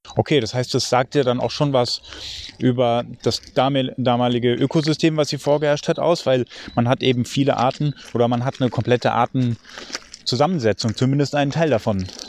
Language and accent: German; Germany; also born or lived in near Frankfurt; bei uns in Deutschland